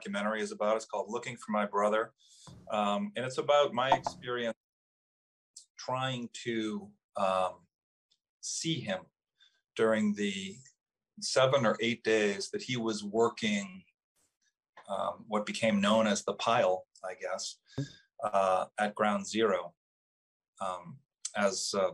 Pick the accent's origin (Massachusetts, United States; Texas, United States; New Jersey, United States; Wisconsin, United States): Massachusetts, United States; Boston; moved away as an adult; now in New York City, United States; I grew up in Boston